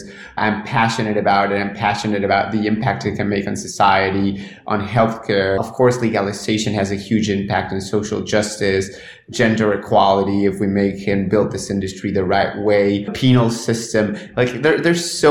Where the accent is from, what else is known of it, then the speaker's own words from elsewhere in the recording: Argentina; English is a second language; I'm from Argentina. Grew up there, was educated there at public schools.